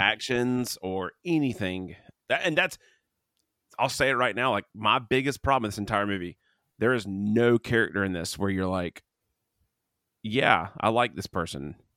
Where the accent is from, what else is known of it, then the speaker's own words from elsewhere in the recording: Canada; I'm Canadian